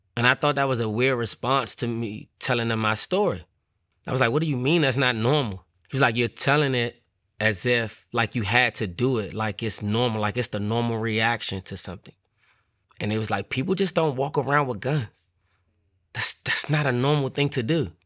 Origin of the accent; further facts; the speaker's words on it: Washington, District of Columbia, United States; growing up in Washington, D C, the neighborhood, it was called Paradise